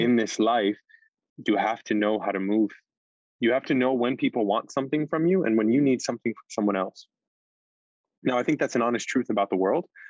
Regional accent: New York City, New York, United States; As a New Yorker

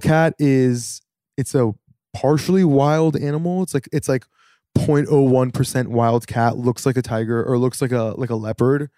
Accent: Santa Monica, California, United States; now in New York, United States; from Santa Monica, born and raised

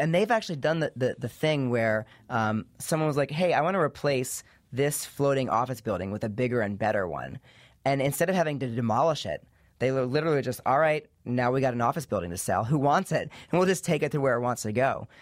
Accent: East Coast, United States; I grew up in the East Coast

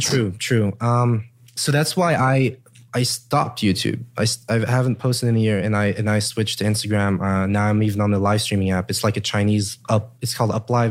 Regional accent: Luxembourg; also born or lived in Germany; now in Los Angeles, United States; I come from Luxembourg.

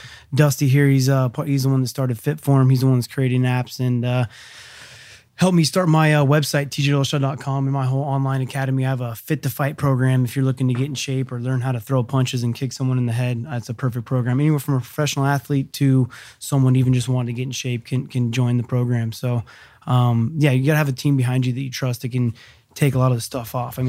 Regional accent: Angels Camp, California, United States; my hometown Angels Camp

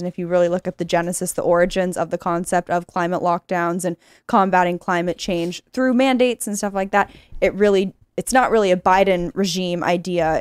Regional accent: California, United States; moved away; I'm from California. My parents were there.

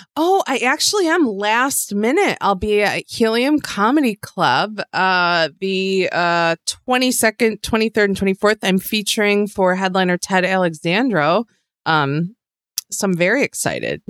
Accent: outside of Buffalo, New York, United States; I grew up in a small town that you wouldn't recognize outside of Buffalo

